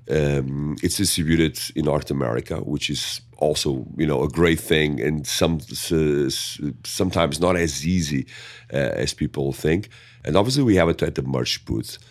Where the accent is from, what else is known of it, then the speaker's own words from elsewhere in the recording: Portugal; accent: thick; English is a second language; growing up in Portugal is growing up also in a ni, in a culture of, um, diversity